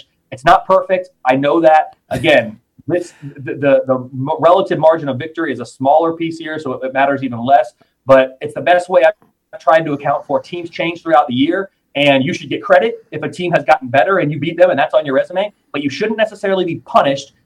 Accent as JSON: {"language": "English", "town": "Indianapolis", "region": "Indiana", "country": "United States", "said": "I'm from Indianapolis, live in Indy. I'm Midwest, Big Ten through and through"}